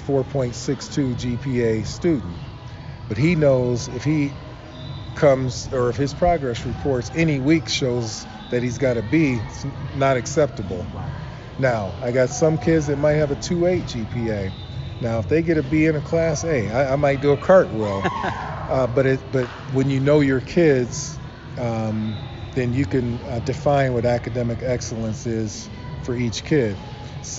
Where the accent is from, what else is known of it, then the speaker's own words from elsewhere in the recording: Akron, Ohio, United States; I was born in Akron, Ohio